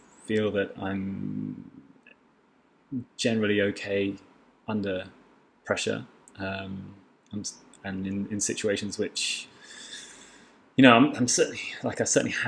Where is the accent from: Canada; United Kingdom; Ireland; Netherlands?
United Kingdom; England; now in Beirut, Lebanon; I'm English, of course